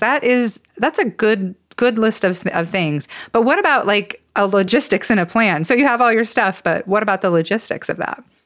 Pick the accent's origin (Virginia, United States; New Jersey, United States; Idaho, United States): Idaho, United States; growing up in Idaho and living most of my life here